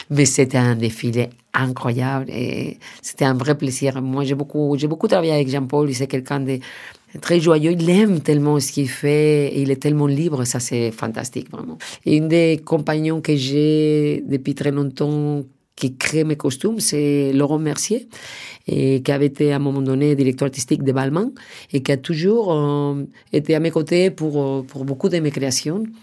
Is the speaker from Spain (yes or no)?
yes; Madrid, Community of Madrid, Spain; moi je venais de Madrid, lui travaillait déjà avec Pedro Almodóvar et, il était un peu dans la famille espagnole